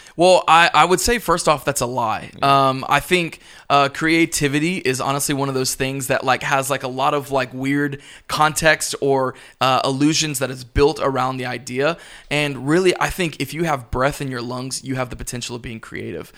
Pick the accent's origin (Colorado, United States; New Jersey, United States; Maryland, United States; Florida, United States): Florida, United States; Pensacola; now in Tampa, United States; I'm originally from Pensacola, Florida